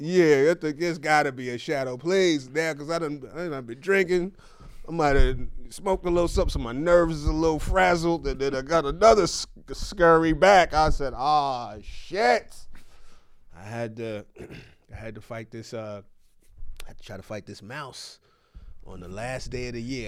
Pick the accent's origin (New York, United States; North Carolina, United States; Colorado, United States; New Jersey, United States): New York, United States; now in California, United States; I'm a New Yorker